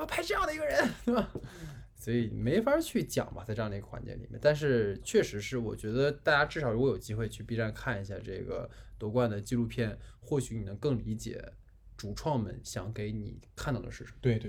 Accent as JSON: {"language": "Chinese", "country": "China", "said": "我们都是一家人，说白了，我们都是中国人"}